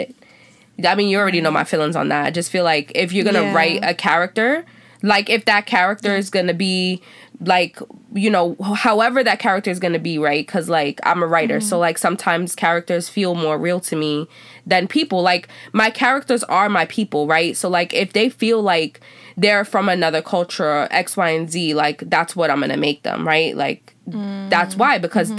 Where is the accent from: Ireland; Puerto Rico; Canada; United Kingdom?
Puerto Rico; I'm Black. I grew up in Black culture, right? I'm Afro Latino, which is different. And then I'm Puerto Rican.